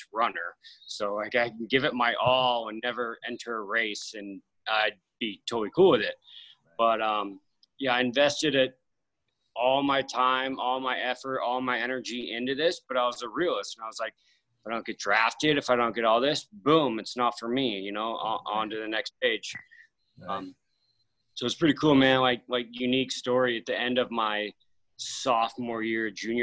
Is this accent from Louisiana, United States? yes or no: no; Sonoma County, Northern California, United States; born and raised in Northern California. So, just north of San Francisco, you know, like the wine country, Sonoma County